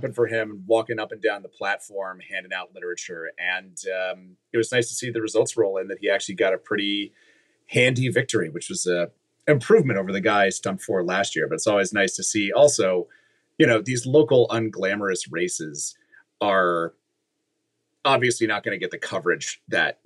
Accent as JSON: {"language": "English", "region": "Virginia", "country": "United States", "tie": "born or raised there", "said": "My home state of Virginia"}